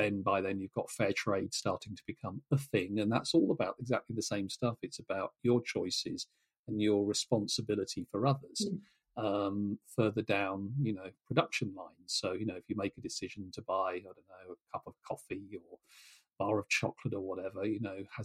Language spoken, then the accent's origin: English; Norfolk, East of England, United Kingdom; as a kid growing up in Norfolk